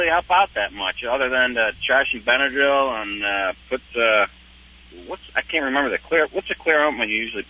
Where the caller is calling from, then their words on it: Charlotte, North Carolina, United States; Charlotte, North Carolina.